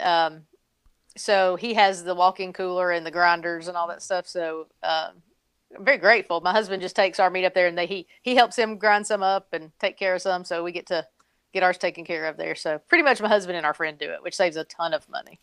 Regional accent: Tennessee, United States; now in North Carolina, United States; I grew up in Tennessee

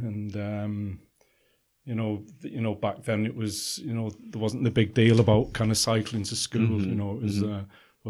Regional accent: Warrington, North West England, United Kingdom; also born or lived in Liverpool / London / Dublin / Netherlands; now in Kerry, Ireland; Originally, I was born in Liverpool. I was kind of brought up between Liverpool and Manchester in a town called Warrington.

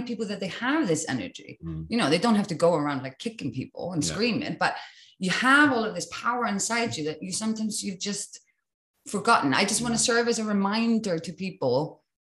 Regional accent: Iceland; I come from Iceland

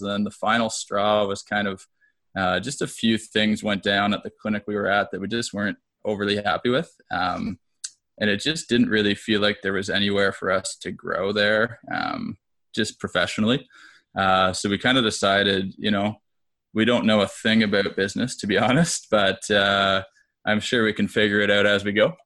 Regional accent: Peterborough, Ontario, Canada; also born or lived in Hamilton, Ontario; moved back to Peterborough, which is my hometown

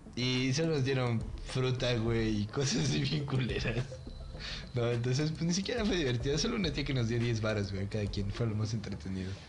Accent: Mexico; nosotros como mexicanos

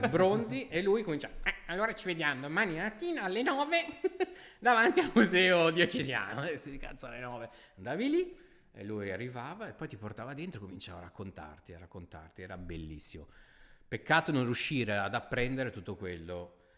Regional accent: Milan, Lombardy, Italy; da milanese

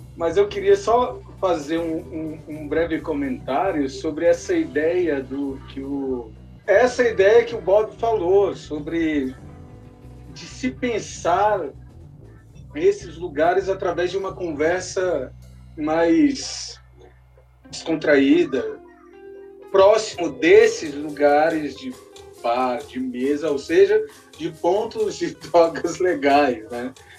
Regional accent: Ceilândia, Federal District, Brazil; A Ceilândia que é a minha cidade, da onde eu vim, onde eu me criei

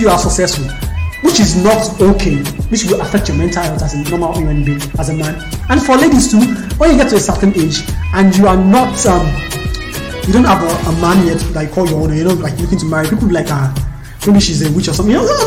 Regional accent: Nigeria; as a Nigerian.

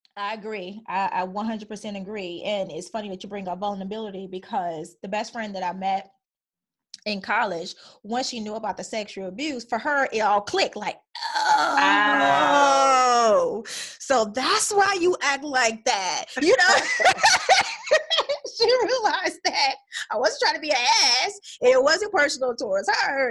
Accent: Chicago, Illinois, United States; moved away; also born or lived in Minnesota / Atlanta; growing up in Chicago

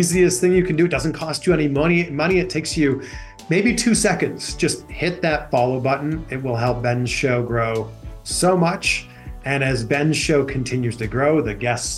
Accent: Pickering, Ontario, Canada; moved away as an adult; now in Los Angeles, United States; born and raised in Pickering, Ontario, Canada, now living in Los Angeles, California

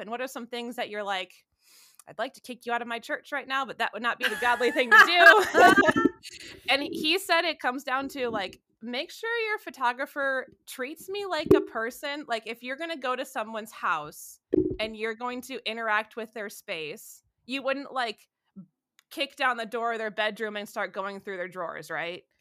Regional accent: Southeast Michigan, United States; now in Cleveland, United States; where I grew up in Southeast Michigan.

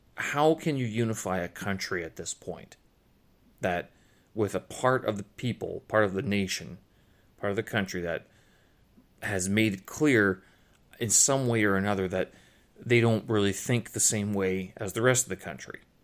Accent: Canada; also born or lived in Ukraine (ancestry); now in Beijing, China; I'm Canadian passport holder, but Ukrainian lineage

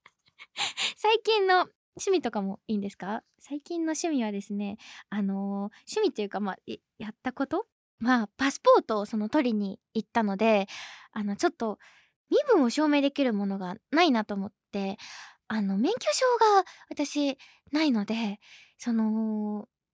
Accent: Wakayama, Japan; 出身地は、みーたんと一緒の和歌山県

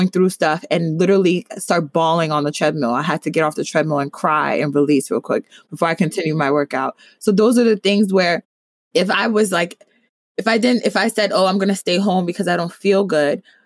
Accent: New Jersey, United States; I'm from Jersey

